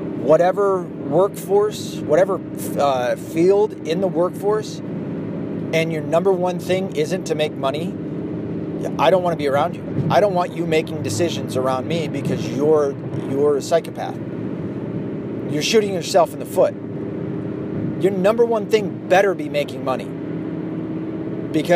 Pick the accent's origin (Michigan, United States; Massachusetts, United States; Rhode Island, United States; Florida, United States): Michigan, United States; I was from Michigan